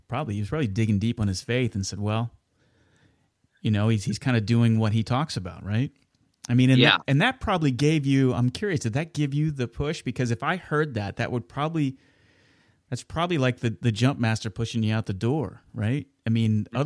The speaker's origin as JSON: {"language": "English", "town": "Wichita", "region": "Kansas", "country": "United States", "tie": "born or raised there", "said": "I was born and raised in Wichita and lived just outside of it"}